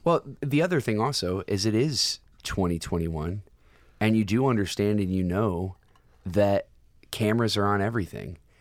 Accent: United States; as an American citizen

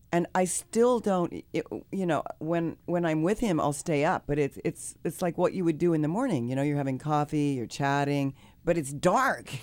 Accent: Kansas, United States; I'm from the Midwest. I'm from Kansas

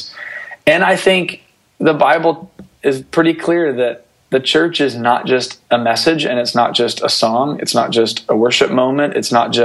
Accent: Atlanta, Georgia, United States; I grew up in Atlanta, so I grew up in the heartbeat of North Point Community Church

